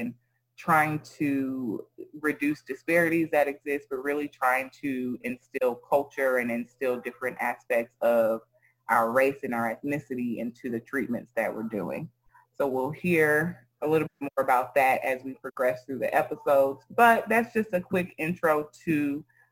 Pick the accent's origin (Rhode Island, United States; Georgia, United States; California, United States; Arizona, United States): Georgia, United States; College Park; also born or lived in Sierra Leone; I'm from Collard Park, Georgia, by way of Sierra Leone, West Africa